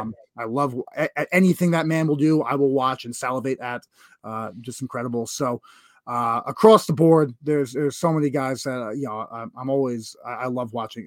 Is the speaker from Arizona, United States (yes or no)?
no; New York, United States; being a New Yorker specifically